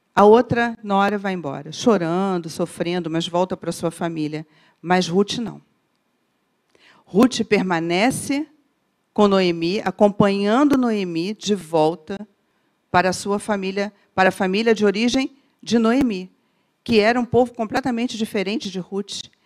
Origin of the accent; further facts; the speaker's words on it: Rio de Janeiro, Brazil; como boa carioca